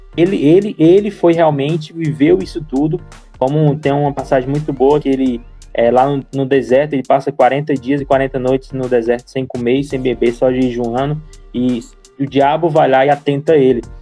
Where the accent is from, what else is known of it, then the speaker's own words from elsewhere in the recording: Fortaleza, Ceará, Brazil; now in Niterói, Brazil; sou de Fortaleza, Ceará